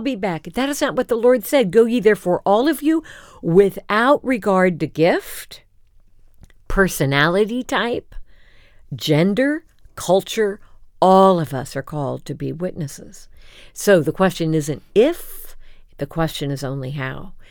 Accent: Champaign, Illinois, United States; Champaign Urbana is my hometown

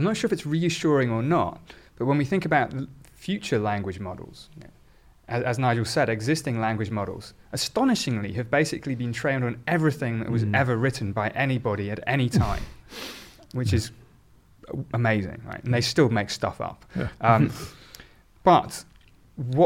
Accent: Oxford, South East England, United Kingdom; I was in fact born in Oxford

